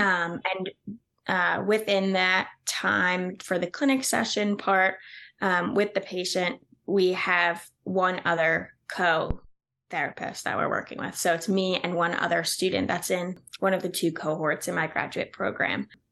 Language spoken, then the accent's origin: English; New Jersey, United States; also born or lived in Pennsylvania; my hometown is in New Jersey